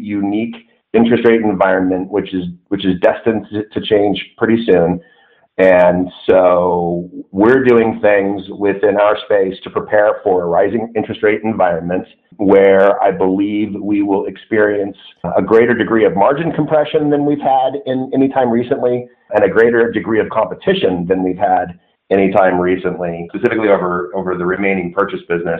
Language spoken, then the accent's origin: English; Southern California, United States; I grew up in Southern California